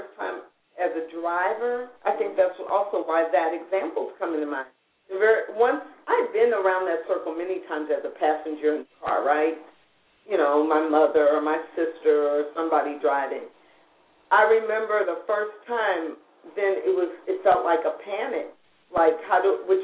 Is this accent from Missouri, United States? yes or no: yes; St. Louis, Missouri, United States; when I was growing up in St. Louis